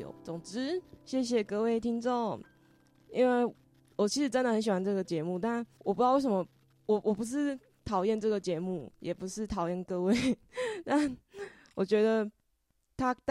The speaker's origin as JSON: {"language": "Chinese", "country": "Taiwan", "said": "我们是台湾人。"}